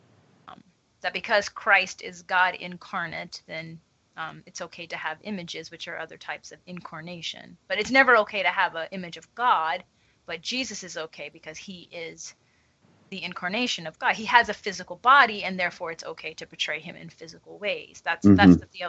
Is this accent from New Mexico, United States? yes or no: no; French part of Louisiana, United States; I grew up in a predominantly Roman Catholic area